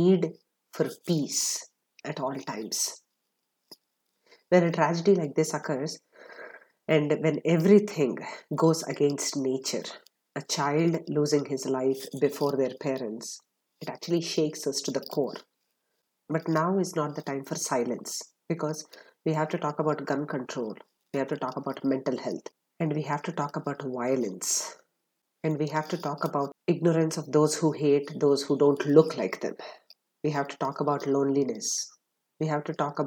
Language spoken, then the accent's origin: English; Atlanta, Georgia, United States; my hometown of Atlanta, Georgia